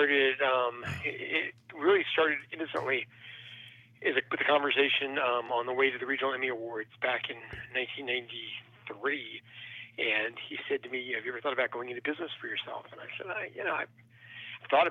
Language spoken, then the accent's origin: English; Memphis, Tennessee, United States; I grew up in the suburbs of Memphis and, you know, born and raised